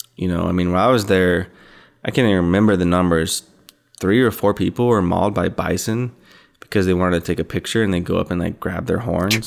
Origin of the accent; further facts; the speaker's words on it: Idaho, United States; I'm from Idaho